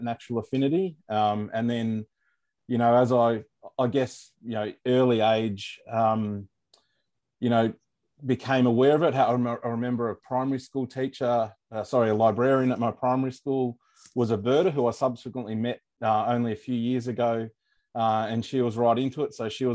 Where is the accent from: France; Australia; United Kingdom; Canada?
Australia; Morwell, Victoria; moved away as an adult; also born or lived in Strzelecki Ranges, Victoria; now in Melbourne, Australia; I grew up in Gippsland